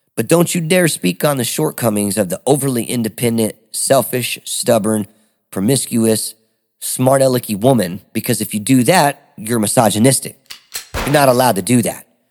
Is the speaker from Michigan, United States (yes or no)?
yes; Detroit, Michigan, United States; now in Smyrna, United States; I am originally from Detroit, Michigan, A K A the Motor City